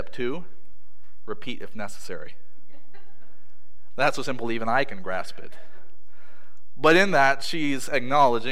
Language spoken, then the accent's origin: English; Maryland, United States; moved away; where I grew up in Maryland